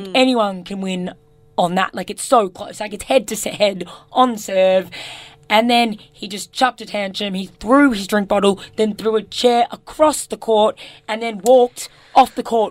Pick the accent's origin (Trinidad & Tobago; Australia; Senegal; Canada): Australia; as an Australian